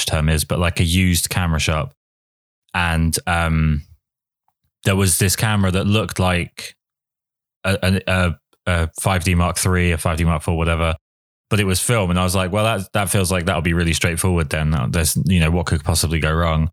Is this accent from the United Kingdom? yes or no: yes; England, United Kingdom; I'm English